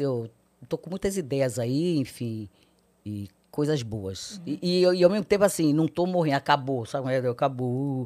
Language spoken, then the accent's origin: Portuguese; Rio de Janeiro, Brazil; Nasci no Rio, sou carioca, é, seis irmãs mulheres, sou caçula. Meus pais cearenses moravam no Rio